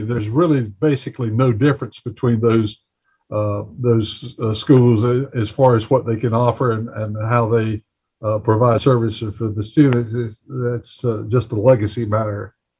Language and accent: English; Gaston County, North Carolina, United States; moved away; I came from Gaston County